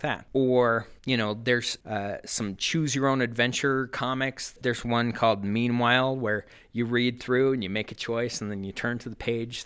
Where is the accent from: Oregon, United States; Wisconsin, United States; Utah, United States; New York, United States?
Utah, United States; Sandy; also born or lived in Cedar City, Utah; now in Ogden, United States; I grew up in Sandy, Utah, and then I went to school in Southern Utah